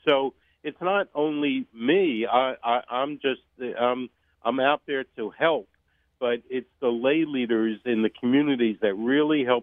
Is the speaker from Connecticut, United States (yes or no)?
no; Philadelphia, Pennsylvania, United States; now in San Diego, United States; I was a little kid growing up in Philadelphia